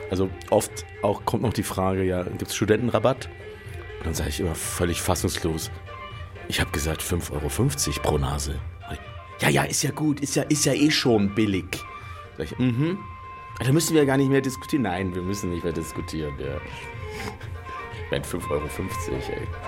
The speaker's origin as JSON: {"language": "German", "town": "Munich", "region": "Bavaria", "country": "Germany", "tie": "born or raised there", "said": "Ich bin ein echter Münchner, obwohl man das nicht hört. München geboren, München aufgewachsen und immer noch hier lebend seit vielen Jahren"}